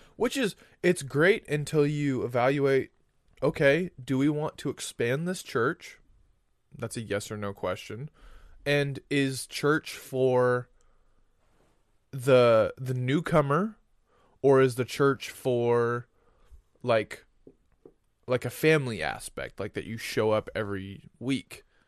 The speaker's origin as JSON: {"language": "English", "region": "Florida", "country": "United States", "tie": "born or raised there", "said": "we grew up in Florida"}